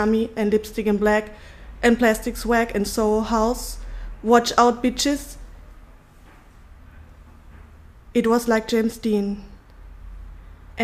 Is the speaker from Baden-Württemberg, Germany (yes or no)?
no; Bavaria, Germany; English is a second language; moved away as an adult; also born or lived in Berlin; now in Istanbul, Turkey; I was born in Bavaria. I'm German